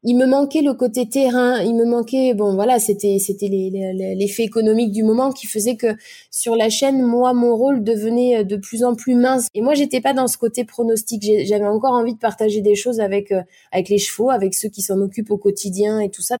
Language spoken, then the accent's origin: French; Nantes, Pays de la Loire, France; also born or lived in Vendée; Je suis née à Nantes, Nantes même, à quelques kilomètres, à quelques mètres, on va dire même, du stade de la Beaujoire